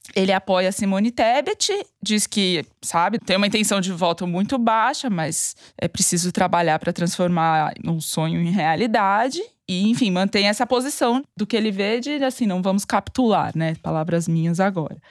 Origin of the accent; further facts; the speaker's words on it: São Paulo, Brazil; accent: paulistano; carregar meu sotaque paulistano.